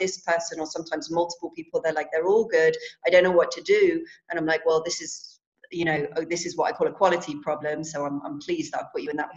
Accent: London, United Kingdom; I'm from London

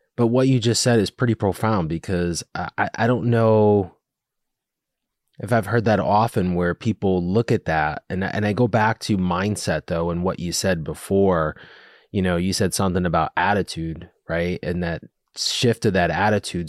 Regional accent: Connecticut, United States; also born or lived in Rhode Island / Boston; I grew up in Connecticut. Went to college in Rhode Island, lived in Boston for a year, then came back to Connecticut. I've always lived in this area.

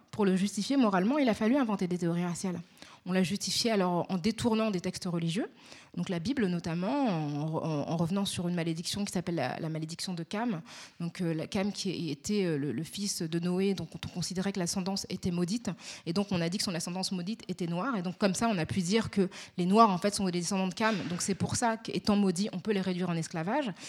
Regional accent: Paris, Île-de-France, France; accent: Parisian; je suis née à Paris. J'ai grandi dans, dans l'est parisien

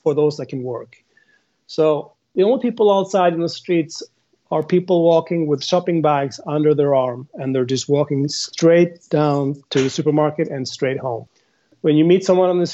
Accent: Norway; now in Spain; I'm from Norway

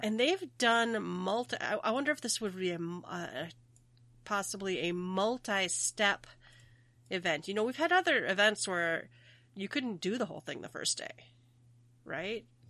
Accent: Minnesota, United States; I'm from Minnesota, so we say our O is really long

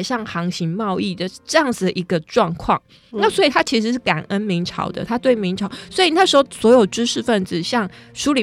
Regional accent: Taiwan; 我，或者我们台湾人

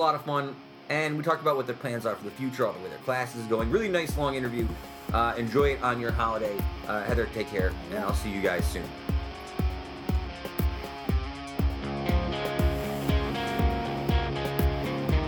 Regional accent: Utica, New York, United States; growing up in South Utica, growing up on, like, Ballantyne Bray

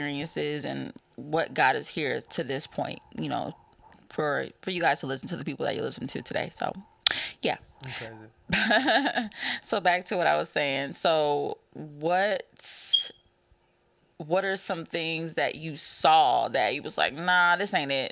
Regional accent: San Bernardino, California, United States; I grew up in California, San Bernardino

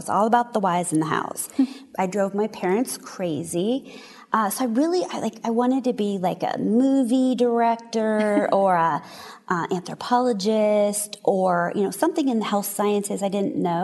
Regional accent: San Diego, California, United States; I actually grew up right here in San Diego.

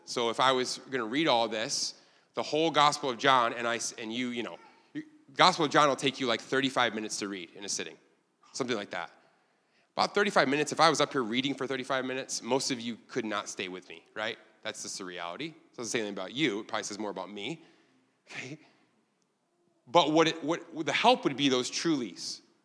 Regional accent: Ilion, New York, United States; now in Korea; I'm from a town you've never heard of called Ilion, New York

